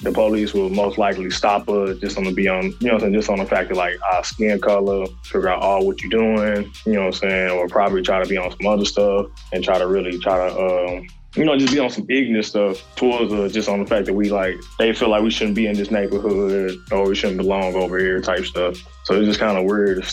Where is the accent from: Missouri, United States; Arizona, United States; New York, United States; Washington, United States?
Missouri, United States; St. Louis; Growing up in St. Louis is dangerous to a certain degree